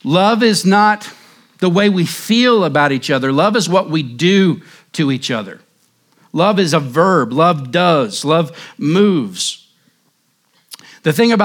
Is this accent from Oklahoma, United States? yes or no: yes; Cherokee County and Mayes County, Oklahoma, United States; now in Surprise, United States; growing up in Cherokee County and Mace County, different places in Oklahoma